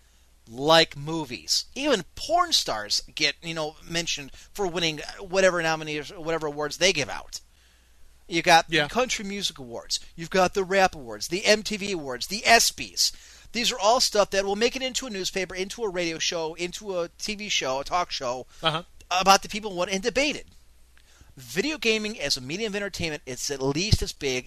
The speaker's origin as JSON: {"language": "English", "town": "Cleveland", "region": "Ohio", "country": "United States", "said": "I'm an Irish guy. I'm 30 years old. I'm from Cleveland"}